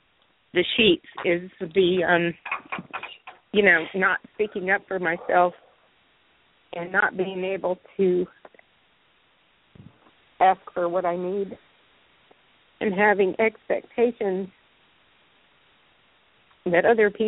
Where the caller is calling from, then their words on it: Greensboro, North Carolina, United States; Hi, this is … in Greensboro.